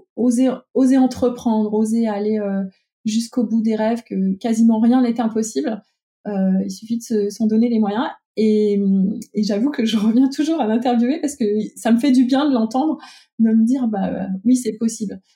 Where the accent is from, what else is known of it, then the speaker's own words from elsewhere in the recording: Lyon, Auvergne-Rhône-Alpes, France; also born or lived in Ambérieu-en-Bugey area; je suis lyonnaise aussi